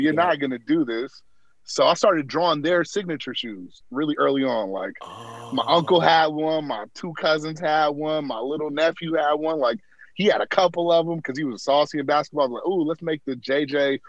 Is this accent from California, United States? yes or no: yes; Berkeley, California, United States; Originally from Berkeley, California, same place as our good old VP. Went to schools that our good old VP went to.